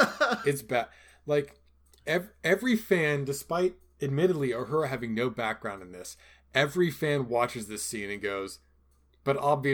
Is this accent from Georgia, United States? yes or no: yes; Georgia, United States; I'm from Georgia.